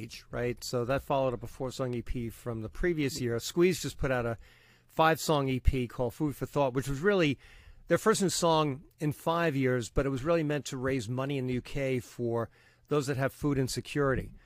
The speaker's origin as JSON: {"language": "English", "town": "New York City", "region": "New York", "country": "United States", "tie": "born or raised there", "also_born_or_lived": "Long Island", "accent": "Long Island", "lives_now": "Massapequa Park, United States", "said": "I'm a skinny Irish Catholic kid from Brooklyn"}